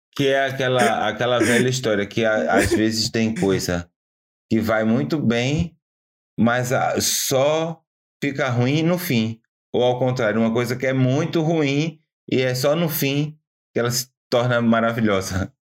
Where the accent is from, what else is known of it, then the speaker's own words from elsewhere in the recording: Cabo de Santo Agostinho, Pernambuco, Brazil; now in Portugal; a cidade de onde eu vim é, é um nome até que o português fala tranquilamente: Cabo de Santo Agostinho.